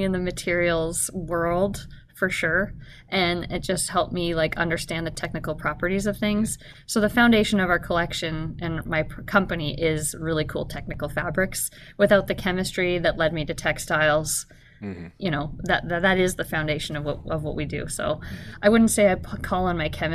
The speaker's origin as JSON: {"language": "English", "country": "Canada", "tie": "born or raised there", "moved": "yes", "lives_now": "Alaska, United States", "said": "I grew up in Canada"}